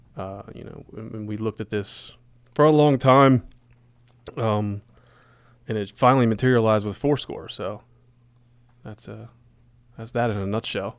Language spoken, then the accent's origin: English; Gettysburg, Pennsylvania, United States; when I was growing up in Gettysburg